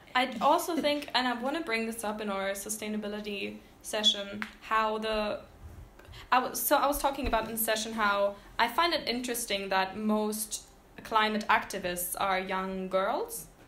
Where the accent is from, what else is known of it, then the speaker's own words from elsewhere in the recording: Berlin, Germany; I'm from Berlin